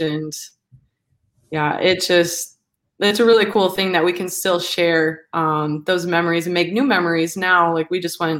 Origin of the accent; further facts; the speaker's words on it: Manitowoc, Wisconsin, United States; now in Milwaukee, United States; I'm from Wisconsin, born and raised from like the Manitowoc area, northeast Wisconsin. And I'm currently living in Milwaukee